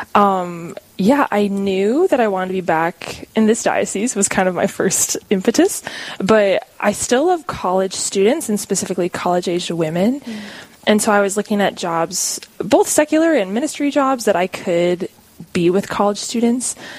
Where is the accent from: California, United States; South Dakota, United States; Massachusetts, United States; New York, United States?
South Dakota, United States; Warner; I'm from a small town called Warner, South Dakota, up north by Aberdeen